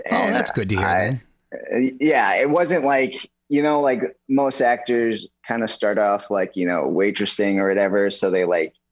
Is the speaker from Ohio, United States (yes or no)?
no; New York City, New York, United States; I'm from New York City, actually so I just moved out here for NCASY, living the dream.